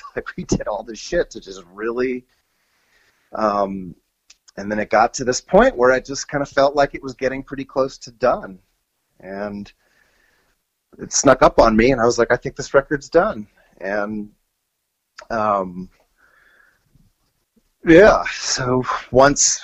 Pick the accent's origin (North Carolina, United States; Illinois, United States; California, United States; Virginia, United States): Virginia, United States; Annandale; moved away as an adult; also born or lived in Springfield, Virginia / Fort Myer, Virginia / Los Angeles; we moved from Springfield to Annandale, which is a little deeper out. Actually, that first we moved to Fort Myer and then to Annandale, and out in Fairfax County, and I joined the band …